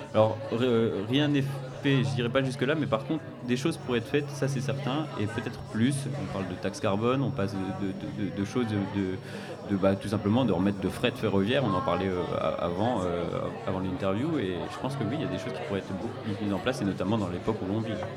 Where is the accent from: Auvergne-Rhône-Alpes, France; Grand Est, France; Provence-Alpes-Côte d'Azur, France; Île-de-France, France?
Grand Est, France; Nancy; je viens de Nancy